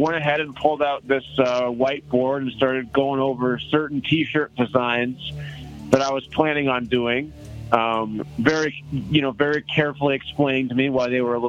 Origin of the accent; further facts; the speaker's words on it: Colorado Springs, Colorado, United States; Well, I am from Colorado Springs, absolutely.